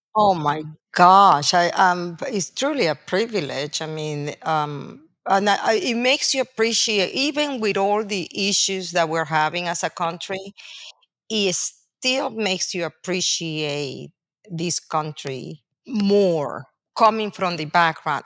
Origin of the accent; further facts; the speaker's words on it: Venezuela; English is a second language; moved away as an adult; now in United States; I'm a foreigner. I was born and raised in Venezuela. I came to college through the United States